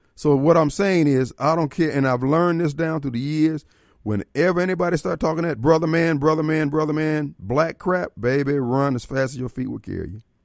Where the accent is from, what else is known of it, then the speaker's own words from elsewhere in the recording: Decatur, Illinois, United States; I grew up in Decatur, Illinois